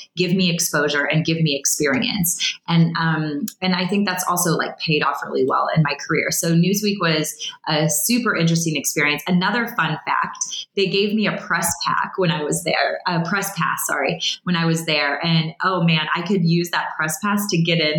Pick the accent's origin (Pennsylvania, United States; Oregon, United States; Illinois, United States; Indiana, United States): Illinois, United States; moved away; I was from the Midwest of Illinois